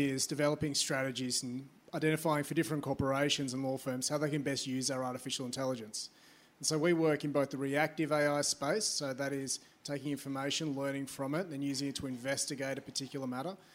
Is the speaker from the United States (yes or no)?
no; Australia; yeah, I'm from Australia. Uh, g'day.